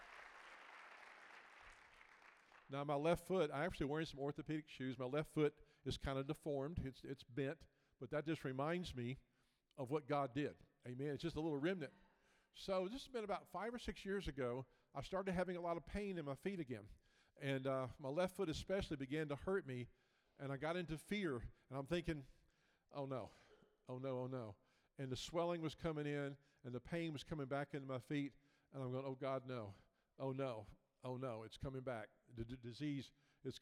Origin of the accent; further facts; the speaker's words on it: Memphis, Tennessee, United States; moved away as an adult; now in Florida, United States; Originally from Memphis, Tennessee, about 50 years, and the last 14 years been down in Florida